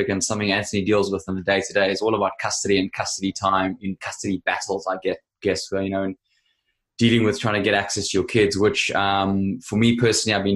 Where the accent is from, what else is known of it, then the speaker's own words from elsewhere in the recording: South Africa; South African